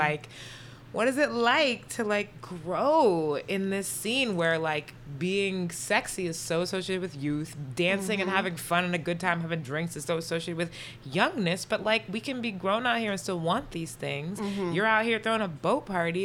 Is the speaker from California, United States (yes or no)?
yes; Bay Area, California, United States; moved away; I'm from the Bay Area originally.